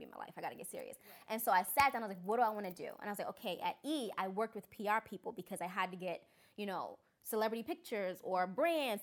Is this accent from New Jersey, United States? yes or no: yes; New Jersey, United States; also born or lived in Washington, D.C.; now in Los Angeles, United States; I moved from DC. I'm from New Jersey, but I came from DC here.